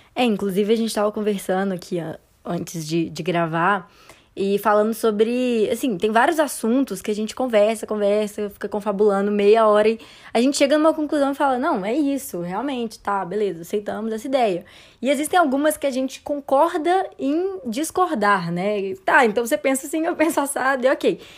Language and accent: Portuguese; Belo Horizonte, Minas Gerais, Brazil; moved away as an adult; now in Campinas, Brazil; sou de BH, assim, passei a maior parte da minha vida em BH